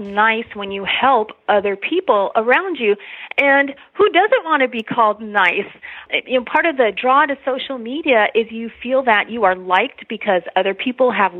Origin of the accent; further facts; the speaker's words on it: Los Angeles, California, United States; moved away as an adult; also born or lived in Texas; now in San Antonio, United States; I was born and raised in Los Angeles